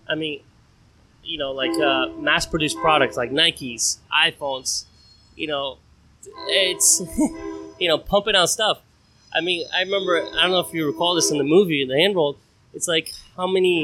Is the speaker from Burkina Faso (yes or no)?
no; Brazil; now in Orlando, United States; I was born and raised in Brazil